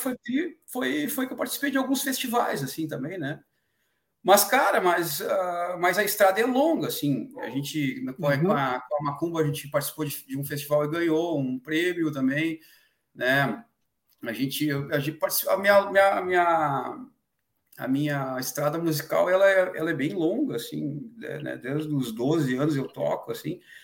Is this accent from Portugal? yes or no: no; Brazil; a gente é brasileiro